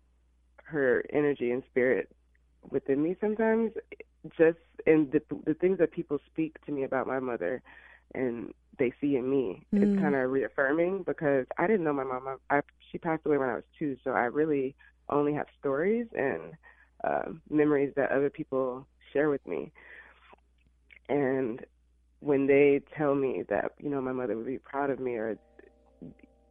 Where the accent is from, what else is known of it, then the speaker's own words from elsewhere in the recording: Illinois, United States; moved away as an adult; also born or lived in Alabama; now in Los Angeles, United States; I actually was born in Alabama, but I was raised in Illinois